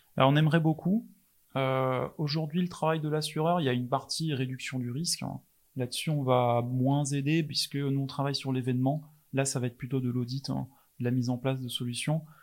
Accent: England, United Kingdom; French is a second language; now in Rennes, France; je suis anglais

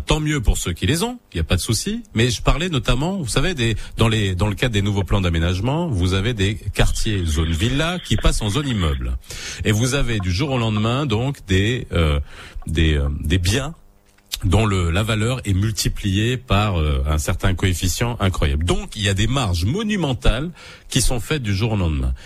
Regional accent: Morocco; chez nous au Maroc

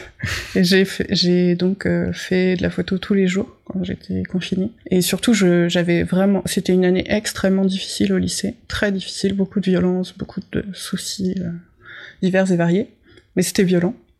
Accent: Bourgogne-Franche-Comté, France; j'ai grandi dans le Morvan

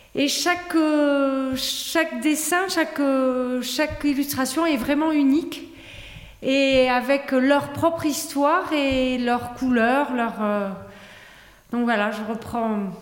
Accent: Toulouse, Occitania, France; moved away as an adult; now in Tarbes, France; je suis native de Toulouse, mais Tarbes de cœur où je vis à Tarbes

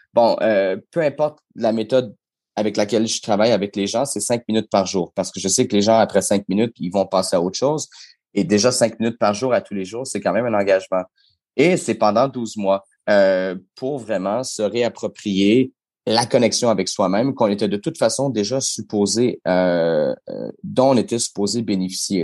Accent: Quebec, Canada; chez nous au Québec

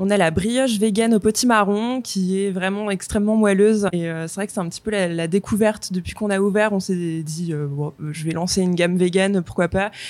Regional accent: Le Mans, Pays de la Loire, France; also born or lived in London; now in Nantes, France; on est du Mans à la base

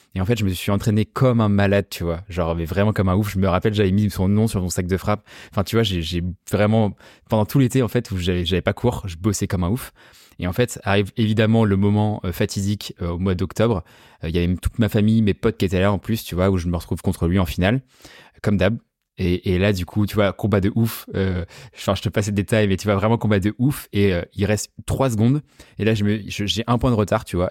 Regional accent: La Rochelle, Nouvelle-Aquitaine, France; now in Paris, France; moi je viens de La Rochelle à la base, tu vois, genre je suis pas du tout parisien

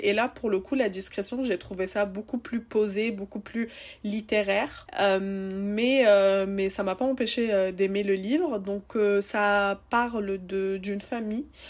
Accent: Seine-Saint-Denis, Île-de-France, France; je viens de Seine-Saint-Denis

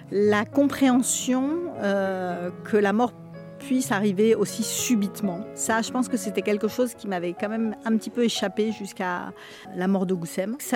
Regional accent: France; born there; also born or lived in Algeria; Et euh, donc je suis née en France euh, parce qu'il n'y avait pas d'hôpital là où mes parents étaient. On est revenu en Algérie très vite et j'y suis restée deux ans.

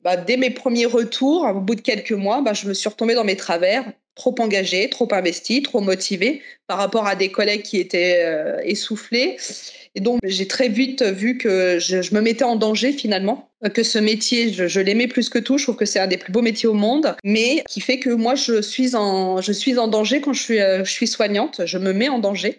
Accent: Chartres, Centre-Val de Loire, France; je viens de Chartres, dans le 28

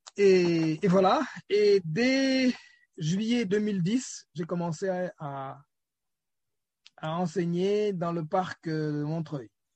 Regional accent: Senegal; je suis né euh, au Sénégal, j'ai grandi.

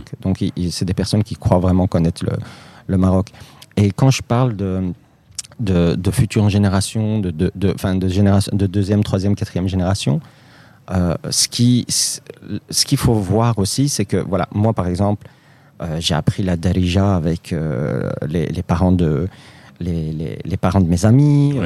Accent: Molenbeek, Brussels-Capital Region, Belgium; Moi, je suis né en Belgique. Euh, j'ai grandi à Molenbeek, euh, j'ai jamais déménagé.

